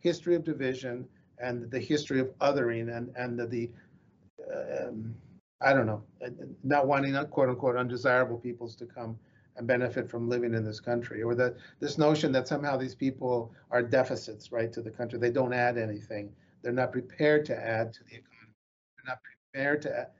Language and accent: English; United States; I'm Chicano